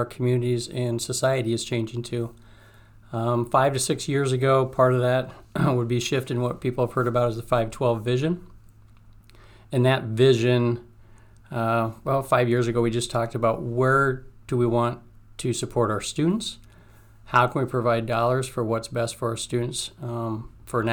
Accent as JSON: {"language": "English", "town": "Johnston", "region": "Iowa", "country": "United States", "said": "I was originally from Johnston"}